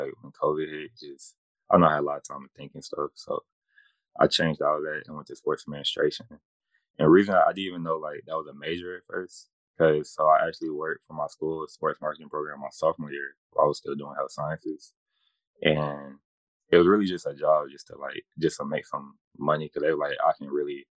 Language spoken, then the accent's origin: English; Atlanta, Georgia, United States; born and raised in Atlanta, Georgia.